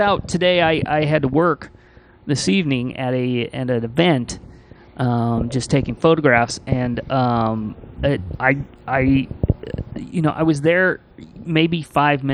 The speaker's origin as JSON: {"language": "English", "region": "Midwest", "country": "United States", "tie": "born or raised there", "moved": "yes", "said": "I grew up in the Midwest"}